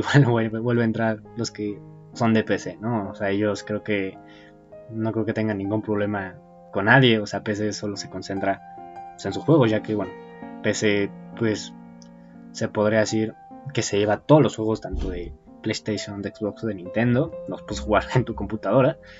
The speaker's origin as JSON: {"language": "Spanish", "country": "Mexico", "said": "soy mexicano"}